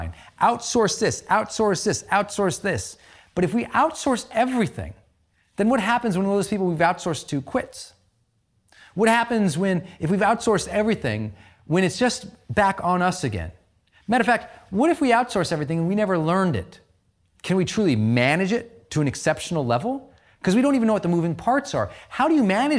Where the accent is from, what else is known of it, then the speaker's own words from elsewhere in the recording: Montana, United States; moved away; I came from Montana, from an economically depressed old Irish mining town